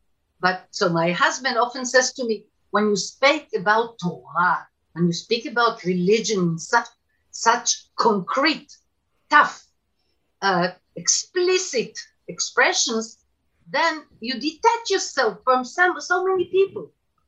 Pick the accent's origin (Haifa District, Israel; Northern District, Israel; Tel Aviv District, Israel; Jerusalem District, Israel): Tel Aviv District, Israel; Bnei Brak; I was born in Tel Aviv, but then right away moved to Bnei Brak